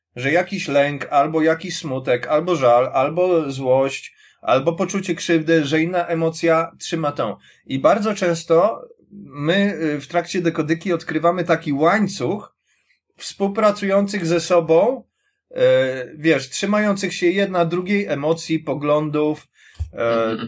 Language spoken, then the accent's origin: Polish; Warsaw, Masovian Voivodeship, Poland; jestem z Warszawy